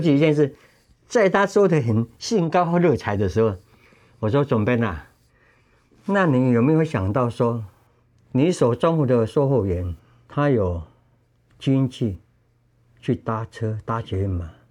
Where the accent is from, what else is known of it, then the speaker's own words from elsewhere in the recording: Tainan, Taiwan; moved away; 以前在我的故乡南部台南，有一阵子我依赖开汽车为生